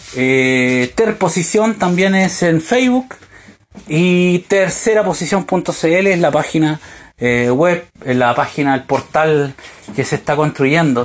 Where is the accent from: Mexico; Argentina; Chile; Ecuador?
Chile; moved away as an adult; also born or lived in United States; en mi país